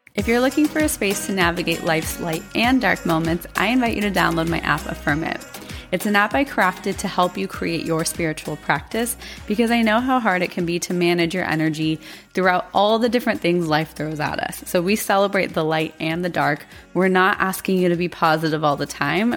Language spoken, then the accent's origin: English; Arizona, United States; I grew up in Arizona.